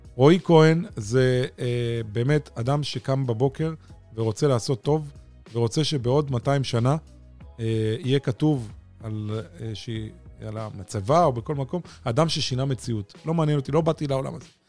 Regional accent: Holon, Tel Aviv District, Israel; גדלתי והתחנכתי בעיר חולון

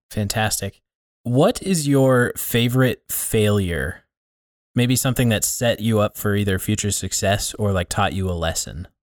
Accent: Billings, Montana, United States; growing up in the area. There's a, there's a handful of churches here in the Billings area

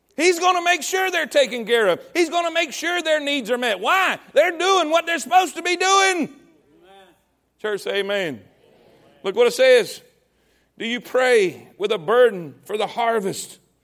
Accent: Coleman, Texas, United States; this is my hometown. This is Coleman

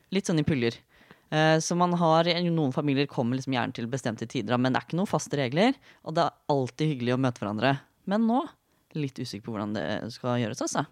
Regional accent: Fredrikstad, Østfold, Norway; now in Oslo, Norway; jeg er fra Fredrikstad, noe som kanskje ikke høres til vanlig, men innimellom så kommer jeg fram

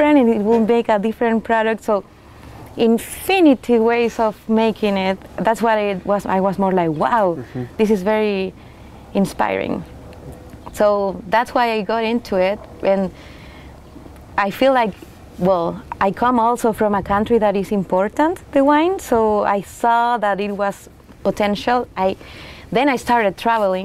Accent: Chile; English is a second language; moved away as an adult; also born or lived in France / New Zealand; now in Oregon, United States; I'm from Chile too

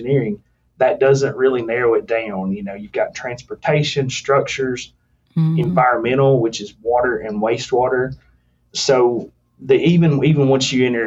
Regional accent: rural Tennessee, United States; finding a career in engineering in rural Tennessee, in my hometown

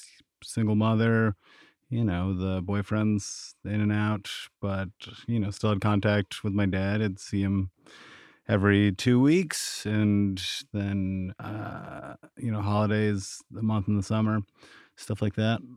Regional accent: New York, United States; also born or lived in Vermont; I was born in Vermont in 1986 to a single mother. My father was in prison, so he got out when I was a little bit older. So we stayed in Vermont for a couple of years and then moved to upstate New York

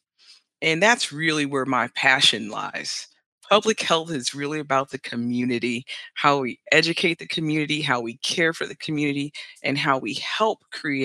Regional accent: Cleveland, Ohio, United States; I'm from Cleveland, Ohio

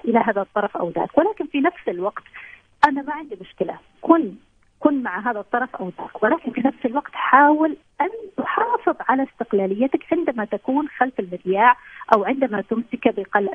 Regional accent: Saudi Arabia; عندنا في السعوديه

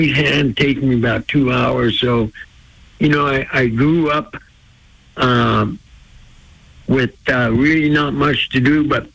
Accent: Blackfeet Reservation, Montana, United States; I was raised on the Blackfeet Reservation, a place they call Seville Flats

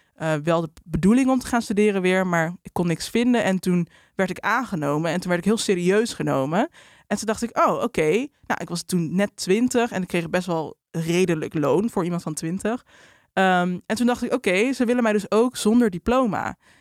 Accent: Drenthe, Netherlands; moved away as an adult; also born or lived in Amsterdam; now in Randstad, Netherlands; Ik kom uit Drenthe

